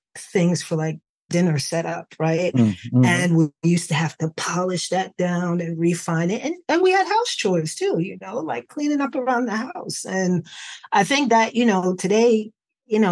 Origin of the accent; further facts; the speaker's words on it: New York City, New York, United States; But I grew up in the Bronx